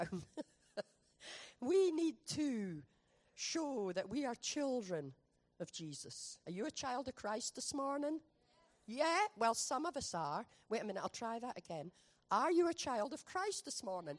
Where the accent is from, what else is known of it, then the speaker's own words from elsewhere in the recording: Scotland, United Kingdom; moved away; We're from Scotland